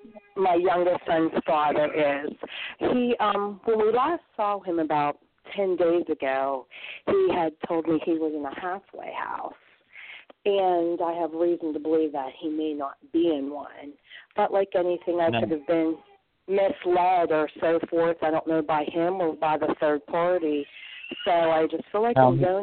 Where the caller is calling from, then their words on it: Southwestern Pennsylvania, United States; I'm calling from Southwestern PA.